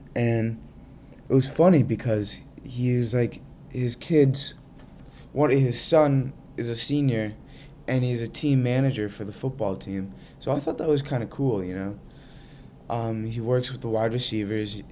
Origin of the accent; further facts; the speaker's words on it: Central Massachusetts, United States; I'm from Central Mass